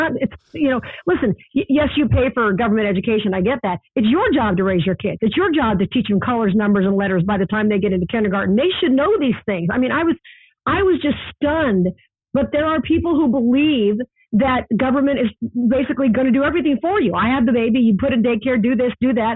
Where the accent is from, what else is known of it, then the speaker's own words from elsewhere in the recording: Las Vegas, Nevada, United States; as a child growing up in Vegas